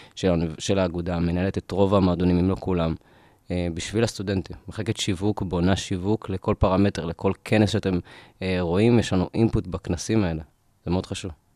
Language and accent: Hebrew; Rishon LeZion, Central District, Israel; moved away as an adult; now in Ramat Gan, Israel; אני מראשון